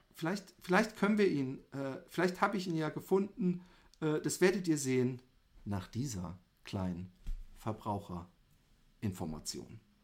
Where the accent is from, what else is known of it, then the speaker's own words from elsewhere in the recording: Germany; wir Deutschen